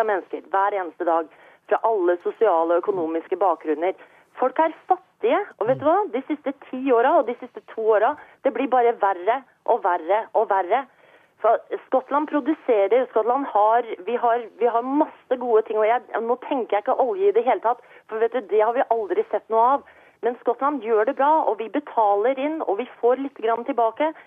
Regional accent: Norway; now in Scotland, United Kingdom; jeg er jo norsk, og jeg vokste opp i Norge

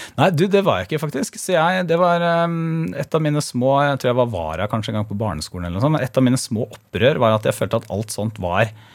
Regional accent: Porsgrunn, Telemark, Norway; kommer jeg fra Stridsklev

